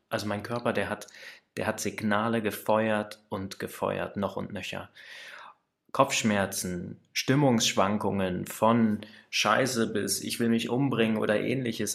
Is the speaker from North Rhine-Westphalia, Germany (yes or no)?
no; Kassel, Hesse, Germany; also born or lived in Baunatal; Ich komme aus der Mitte Deutschlands, aus Kassel bzw. aus Baunatal